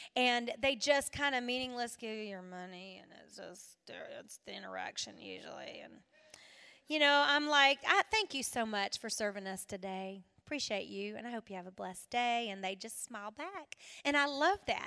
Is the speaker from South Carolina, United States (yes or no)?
yes; South Carolina, United States; I'm from South Carolina